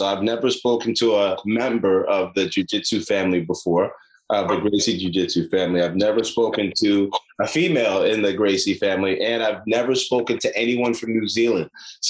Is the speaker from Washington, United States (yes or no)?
no; New York City, New York, United States; I'm from Brooklyn, I'm born there